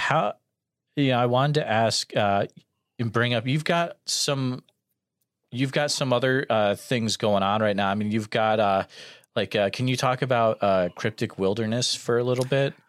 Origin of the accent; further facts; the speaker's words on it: Western Massachusetts, United States; I grew up in Western Mass